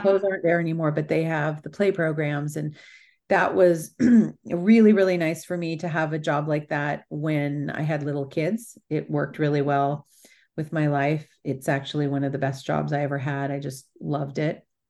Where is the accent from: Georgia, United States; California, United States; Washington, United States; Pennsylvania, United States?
California, United States; also born or lived in Italy; I'm from California